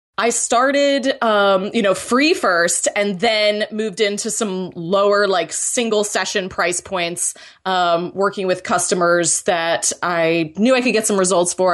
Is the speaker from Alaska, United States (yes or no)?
no; Florida, United States; I'm originally from Florida